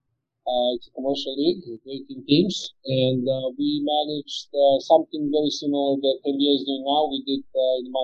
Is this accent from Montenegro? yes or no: yes; Montenegro; also born or lived in Croatia / Hawaii, United States / Denver, United States / Belgium; now in Bilbao, Spain; I was born in Yugoslavia and moved to Montenegro when I was 5 years old, 6 years old